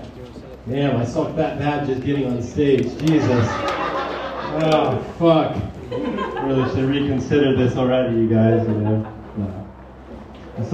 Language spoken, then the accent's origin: English; El Centro, California, United States; now in San Diego, United States; I live here in San Diego now. I'm from El Centro, the Imperial Valley